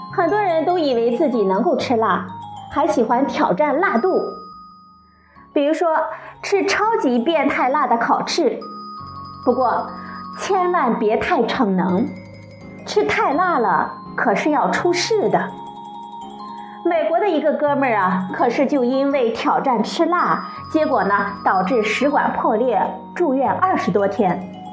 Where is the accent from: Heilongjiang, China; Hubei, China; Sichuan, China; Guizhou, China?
Sichuan, China; 我们四川人